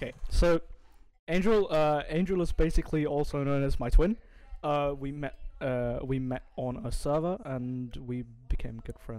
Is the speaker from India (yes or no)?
yes; India; now in Norway; I'm an Indian donut, and I live in Norway